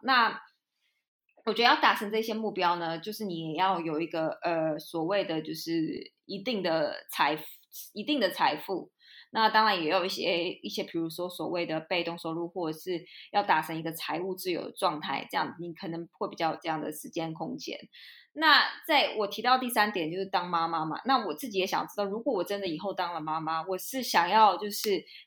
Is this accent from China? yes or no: no; Taiwan; moved away as an adult; also born or lived in Europe; 我因为在台湾生，出生长大，我不是说就是很小就来出国之类的那种